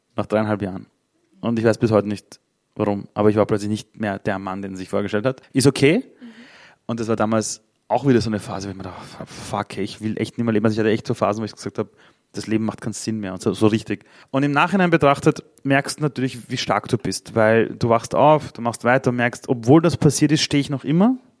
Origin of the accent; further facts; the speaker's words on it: Vienna, Austria; German is a second language; ich bin in Simmering aufgewachsen, im Arbeiterbezirk in Wien